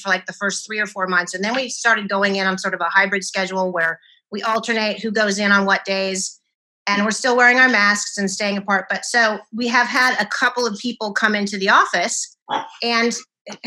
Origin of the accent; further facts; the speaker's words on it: Penryn, California, United States; I grew up in a small town called Penryn. In Northern California, which has a population of 1,500 people